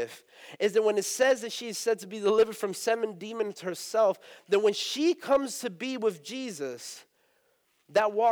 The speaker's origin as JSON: {"language": "English", "town": "Eatonville", "region": "Florida", "country": "United States", "tie": "born or raised there", "said": "I'm Puerto Rican. I grew up in Eatonville. If you don't know where Eatonville is, it is a historic black community here in Orlando"}